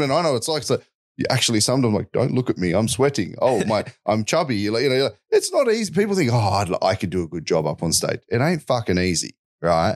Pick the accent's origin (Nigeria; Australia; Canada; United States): Australia; Wollongong, New South Wales; I grew up in Wollongong, south of Sydney